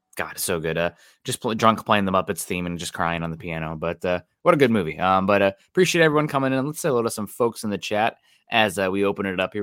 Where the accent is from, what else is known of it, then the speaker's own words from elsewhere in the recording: Midwest, United States; now in Seattle, United States; I'm from the Midwest